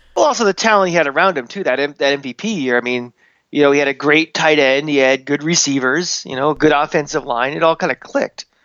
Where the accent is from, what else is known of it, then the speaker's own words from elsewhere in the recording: Tampa, Florida, United States; growing up in Tampa in the nineties